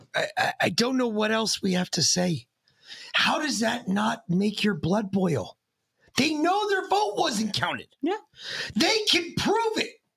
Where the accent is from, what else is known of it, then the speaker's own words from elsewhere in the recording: United States; as an American